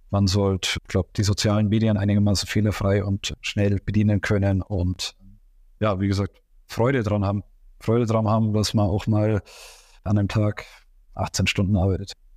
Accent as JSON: {"language": "German", "town": "Augsburg", "region": "Bavaria", "country": "Germany", "said": "ich komme aus Augsburg und der FC Augsburg liegt mir am Herzen"}